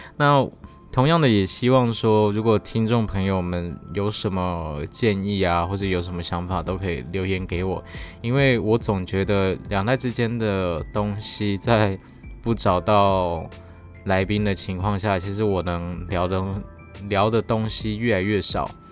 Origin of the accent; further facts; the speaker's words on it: Taiwan; 除了我们的母语啊，或是台湾的原有的一些语言，像是台语或是客家语